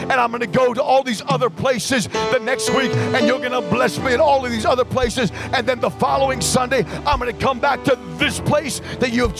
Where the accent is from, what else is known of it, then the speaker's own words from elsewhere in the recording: New York City, New York, United States; moved away as an adult; now in Los Angeles, United States; I grew up in New York City